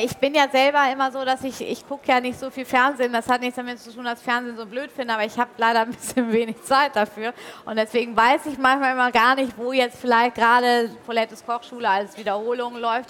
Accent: Hamburg, Germany; also born or lived in Bavaria; bis ich dann irgendwann 96 wieder in Hamburg gelandet bin, was auch meine Heimatstadt ist

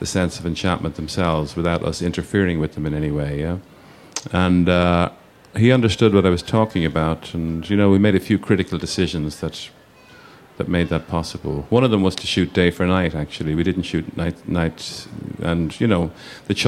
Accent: Ireland; being Irish.

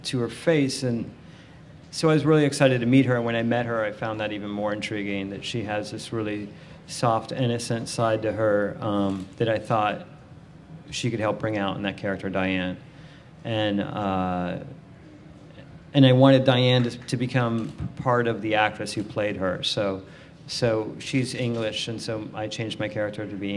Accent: the South, United States; moved away; I grew up in the South

